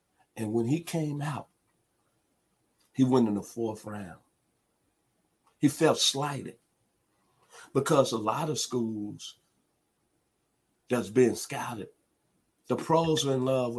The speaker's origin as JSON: {"language": "English", "town": "Memphis", "region": "Tennessee", "country": "United States", "tie": "born or raised there", "said": "out of my hometown, the city of Memphis"}